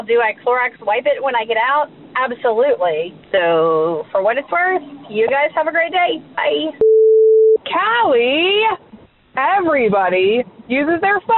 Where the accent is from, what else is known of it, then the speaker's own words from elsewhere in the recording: Gulf Coast of Florida, United States; When I was growing up on the Gulf Coast of Florida